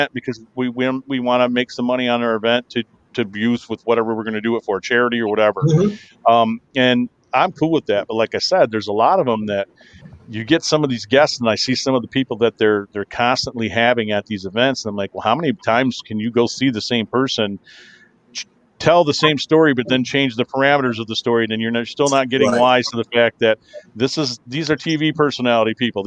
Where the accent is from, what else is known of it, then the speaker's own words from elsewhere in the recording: Kalamazoo, Michigan, United States; I'm from Kalamazoo